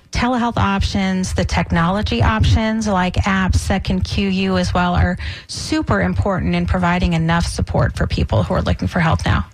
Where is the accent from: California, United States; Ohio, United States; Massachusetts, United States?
Massachusetts, United States; Boston; also born or lived in New England; now in Tampa Bay, United States; I'm, I'm from Boston my, myself